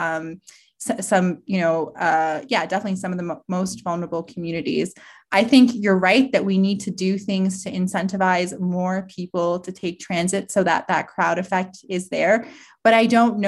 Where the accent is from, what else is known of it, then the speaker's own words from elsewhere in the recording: Toronto, Ontario, Canada; now in Calgary, Canada; I grew up in Toronto and took the TTC my whole life.